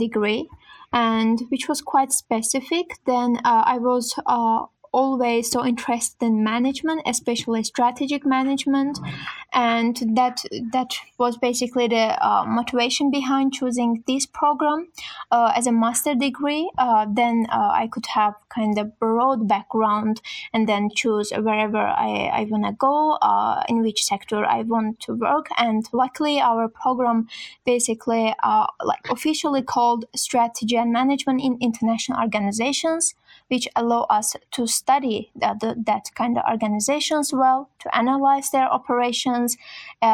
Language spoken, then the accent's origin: English; Azerbaijan; moved away as an adult; now in Sweden; I come from Azerbaijan, which is quite far from Sweden